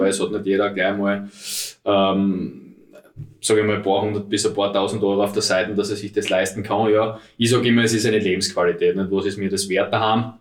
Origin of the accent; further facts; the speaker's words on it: Styria, Austria; moved away as an adult; now in Vienna, Austria; wie man hört, bin ich aus der Steiermark, lebe jetzt seit sieben Jahren da in Wien